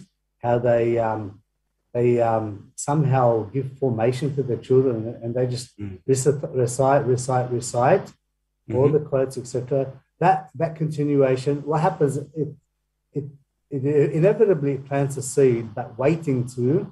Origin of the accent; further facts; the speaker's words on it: Merrylands West, New South Wales, Australia; also born or lived in Lebanon / Greystanes; I grew up in Maryland's West